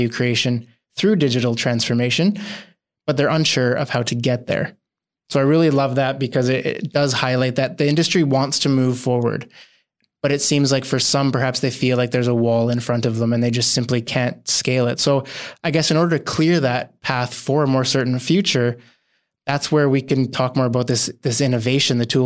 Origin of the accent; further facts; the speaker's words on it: Canada; As a Canadian, I grew up on the ice